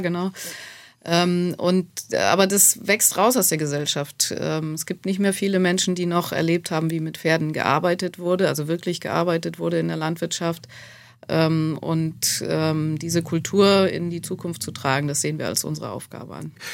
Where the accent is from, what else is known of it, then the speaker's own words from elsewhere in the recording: Schleswig-Holstein, Germany; moved away as an adult; also born or lived in Hamburg / Lower Saxony / Westphalia / Baden-Württemberg; now in Marbach, Germany; Ich äh, bin in Schleswig-Holstein groß geworden dann und äh, habe in Niedersachsen studiert, war dann längere Zeit in Westfalen